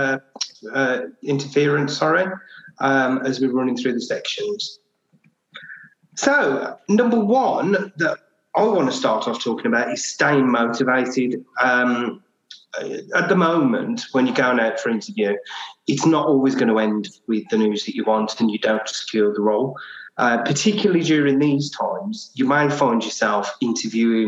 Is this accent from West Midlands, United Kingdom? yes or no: yes; Birmingham, West Midlands, United Kingdom; accent: Birmingham; You probably tell by my beautiful accent that I am also based in Birmingham